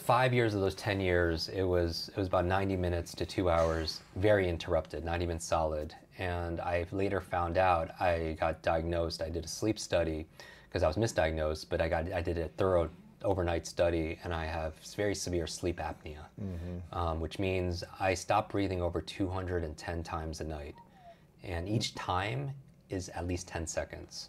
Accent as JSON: {"language": "English", "area": "Westchester", "region": "New York", "country": "United States", "tie": "born or raised there", "said": "I grew up outside New York City yeah. in, in Westchester, New York"}